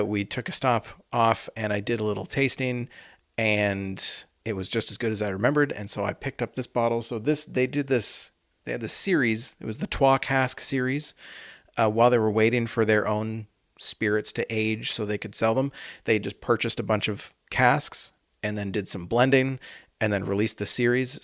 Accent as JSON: {"language": "English", "country": "Canada", "said": "we're Canadian"}